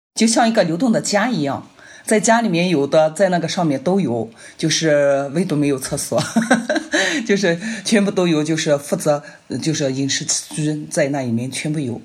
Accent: Northwest China, China; 我们西北人就是，不是很喜欢吃面嘛

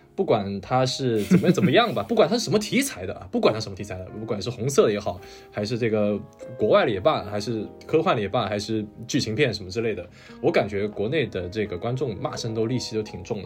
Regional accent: China; moved away; 我这个不是韩国人啊，我是这个中国人， 土生土长的中国人

